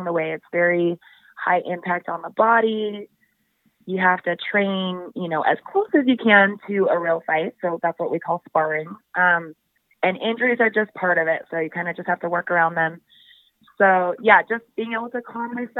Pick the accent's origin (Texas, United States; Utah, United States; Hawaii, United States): Utah, United States; Salt Lake City; moved away as an adult; also born or lived in Wyoming / South Dakota; born and raised in Salt Lake City, Utah.